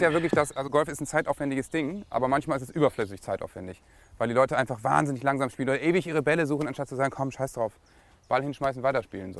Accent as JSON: {"language": "German", "region": "Lower Saxony", "country": "Germany", "said": "bei uns in Niedersachsen"}